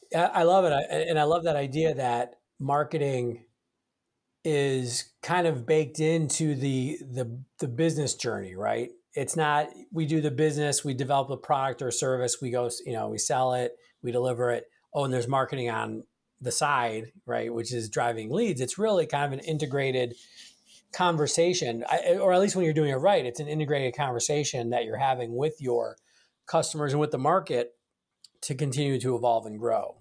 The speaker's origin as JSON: {"language": "English", "town": "Milwaukee", "region": "Wisconsin", "country": "United States", "tie": "born or raised there", "said": "I grew up in Milwaukee"}